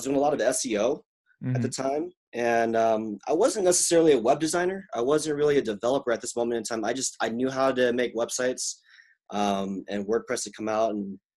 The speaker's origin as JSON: {"language": "English", "region": "Mississippi", "country": "United States", "tie": "born or raised there", "said": "So I was in a military family and I grew up in the South. And as a Korean kid in the 90s in Mississippi, that was kind of a weird moment."}